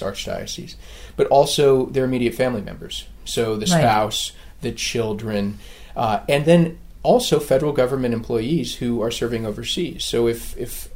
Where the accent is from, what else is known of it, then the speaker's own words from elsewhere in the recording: Carlsbad, California, United States; also born or lived in Oceanside, California; I'm from San Diego, so I grew up in a town called Carlsbad, California.